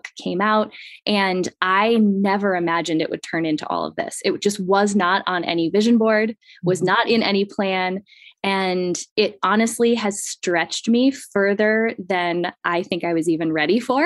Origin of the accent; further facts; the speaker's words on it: Midwest, United States; moved away; I came from the Midwest where it's very much the idealized version of life